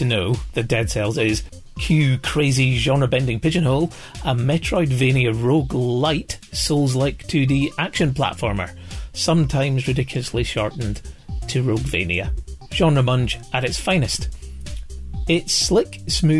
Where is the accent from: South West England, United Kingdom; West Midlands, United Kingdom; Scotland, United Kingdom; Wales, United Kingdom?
Scotland, United Kingdom; I'm from Scotland